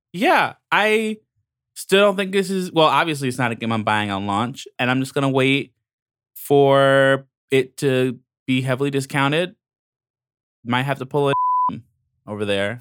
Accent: Long Island, New York, United States; I'm from Long Island

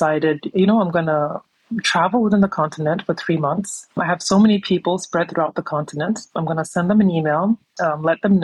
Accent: New York City, New York, United States; moved away as an adult; also born or lived in Gambia; now in Dakar, Senegal; I was born and raised in New York

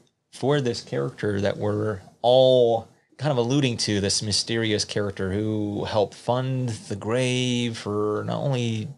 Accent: Southeast, United States; I'm from the Southeast

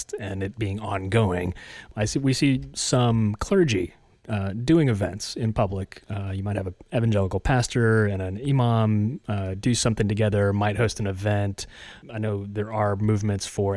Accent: West Virginia, United States; moved away; also born or lived in Tennessee; the next longest place I've lived other than West Virginia is Tennessee.

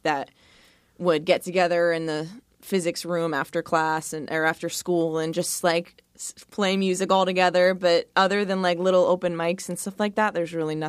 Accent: Monson, Massachusetts, United States; moved away as an adult; now in Florida, United States; Up in Massachusetts. Born and raised in Mass.

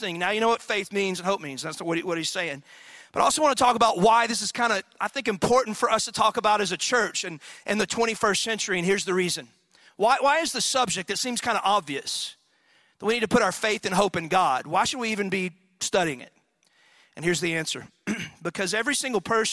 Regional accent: Athens, Texas, United States; in high school, I was from Athens, Texas, which is a little backwoods town in East Texas

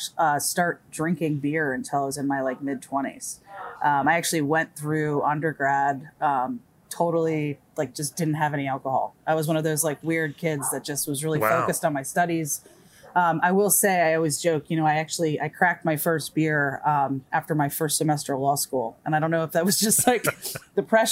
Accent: Silver Spring, Maryland, United States; I was born and raised in Silver Spring

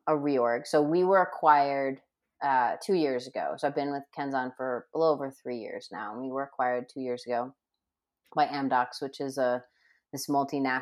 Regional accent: Rhode Island, United States; moved away as an adult; now in Denver, United States; now I'm in Denver, right? And I grew up in Rhode Island

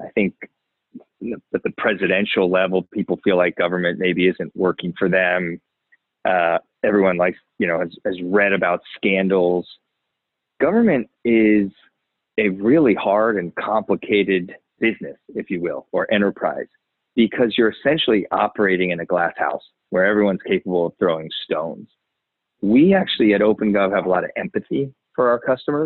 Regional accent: Maryland, United States; moved away as an adult; I grew up in Maryland

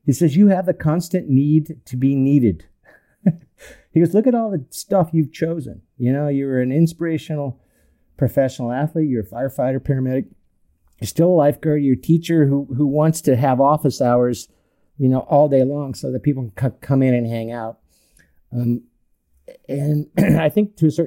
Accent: North Orange County, California, United States; I grew up in North Orange County, big Irish Catholic family, 8 kids

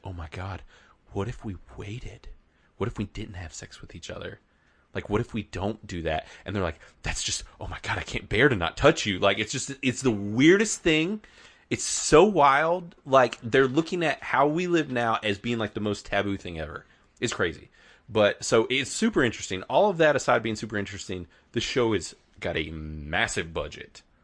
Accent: the South, United States; We are from the South

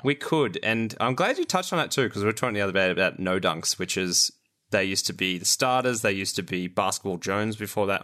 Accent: Australia; as an Australian

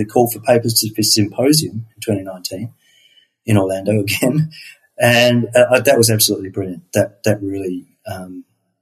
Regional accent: Perth, Western Australia, Australia; I'm from Perth, Western Australia

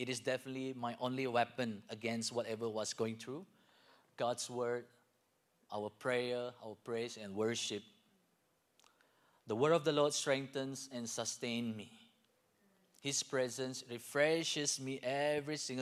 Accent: Malaysia; moved away as an adult; now in Lawrence, United States; I'm from Malaysia

